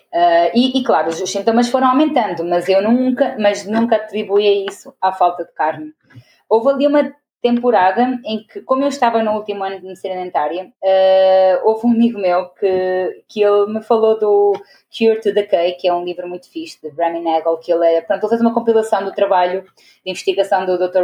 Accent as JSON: {"language": "Portuguese", "country": "Portugal", "tie": "born or raised there", "also_born_or_lived": "Venezuela / Porto, Portugal", "moved": "as an adult", "lives_now": "Angola", "said": "nasci em Venezuela, mas cresci em Portugal, porque os meus pais são portugueses uhum. e fui para lá com 5 anos. Uh, e aí foi lá que me formei, no Porto"}